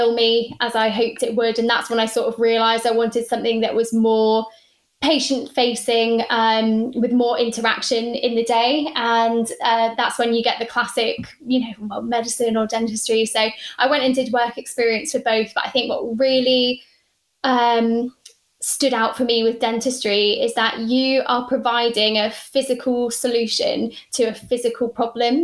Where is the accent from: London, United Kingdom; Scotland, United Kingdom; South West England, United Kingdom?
South West England, United Kingdom; Cornwall; also born or lived in Plymouth / Lancashire; I'm from Cornwall. I grew up there